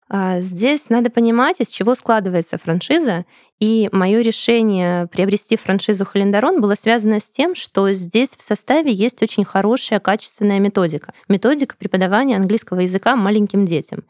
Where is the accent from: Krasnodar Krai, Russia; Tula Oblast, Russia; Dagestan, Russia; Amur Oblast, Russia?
Krasnodar Krai, Russia; Krasnodar; moved away as an adult; now in Saint Petersburg, Russia; Сама я из Краснодара, переехала в Санкт-Петербург.